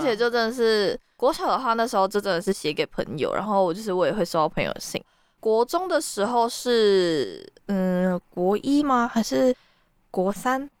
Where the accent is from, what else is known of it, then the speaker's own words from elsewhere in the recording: Taiwan; 身为一个台湾人